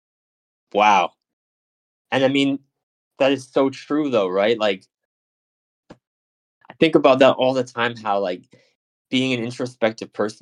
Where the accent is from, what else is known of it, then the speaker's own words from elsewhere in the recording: United States; I'm an American too